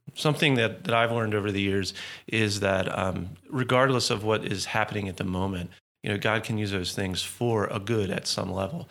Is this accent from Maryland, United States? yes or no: yes; Baltimore, Maryland, United States; born and raised in Baltimore